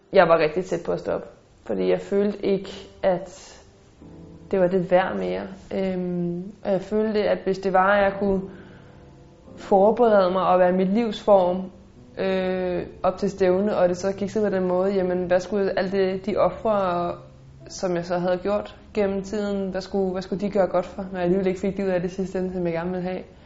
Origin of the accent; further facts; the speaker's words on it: Denmark; moved away as an adult; now in Nice, France; hjemme i Danmark